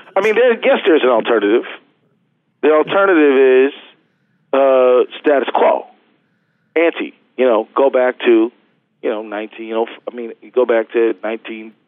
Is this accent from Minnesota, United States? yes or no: yes; Minnesota, United States; we're Minnesotans